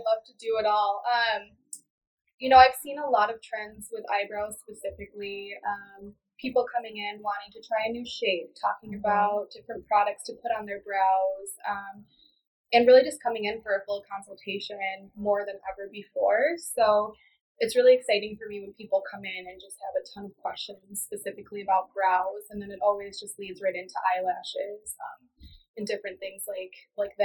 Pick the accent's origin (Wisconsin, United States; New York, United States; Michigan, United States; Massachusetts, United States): Wisconsin, United States; Edgerton; I'm from Edgerton, Wisconsin, which is like a smaller town in southern Wisconsin